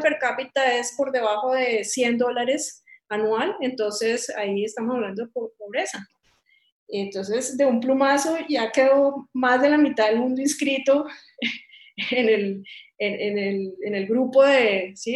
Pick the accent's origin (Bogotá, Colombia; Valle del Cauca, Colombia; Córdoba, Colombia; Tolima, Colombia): Valle del Cauca, Colombia; Cali; moved away as an adult; also born or lived in United States; yo soy caleña